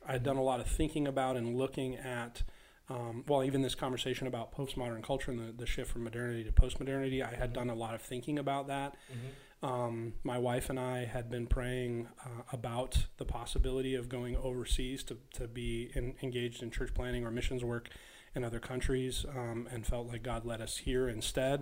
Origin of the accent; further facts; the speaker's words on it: Northern California, United States; now in Buffalo, United States; I'm from Northern California, and most people think that means the Bay Area, but I grew up like 4 hours north of the Bay Area.